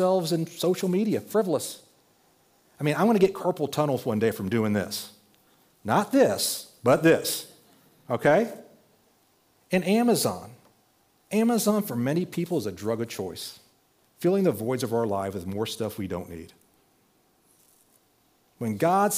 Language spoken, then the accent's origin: English; Texas, United States; I was growing up in Texas